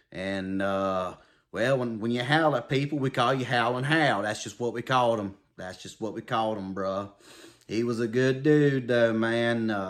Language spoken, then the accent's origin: English; the South, United States; accent: southern; you guys mentioned you thought I was going to do Theo Vaughn last week because of my southern accent.